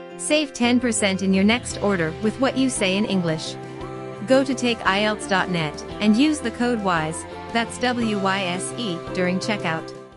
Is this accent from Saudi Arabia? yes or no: yes; Saudi Arabia; English is a second language; moved away as an adult; now in Malaga, Spain; I'm from uh, Saudi Arabia